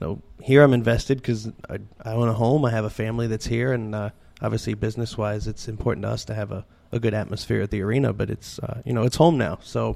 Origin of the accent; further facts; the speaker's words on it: Richmond, Virginia, United States; also born or lived in Fort Collins, Colorado; now in Reading, United States; Well, I grew up in Richmond, Virginia. So I, when I was growing up, Richmond was kind of a depressed town, but coming back up. So I've seen that. Before here, I was in Fort Collins, Colorado, which was kind of a newer city, but doing well.